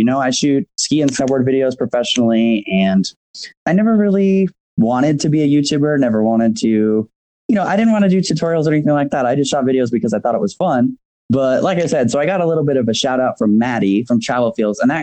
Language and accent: English; Phoenix, Arizona, United States; now in Lake Tahoe, United States; I grew up in Phoenix